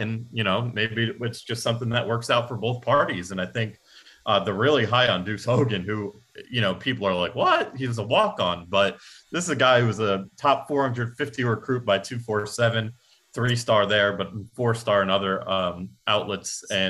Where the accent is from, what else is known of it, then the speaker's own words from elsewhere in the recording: Atlanta, Georgia, United States; born there; I like the Braves. I was born in Atlanta, so I have no animosity.